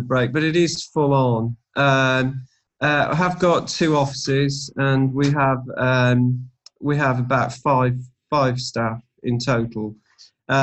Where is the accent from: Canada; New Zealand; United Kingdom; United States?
United Kingdom; Midlands; moved away as an adult; now in Towyn, United Kingdom; although I'm from the Midlands, we've had family connections here for quite a long time